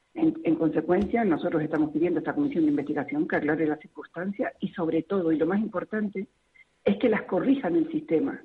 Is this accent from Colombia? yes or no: no; Spain; como ciudadana eh, de este país